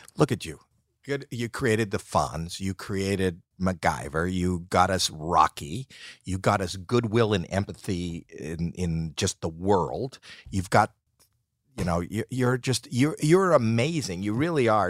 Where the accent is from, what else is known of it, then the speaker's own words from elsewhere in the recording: Canada; now in United States; I'm Canadian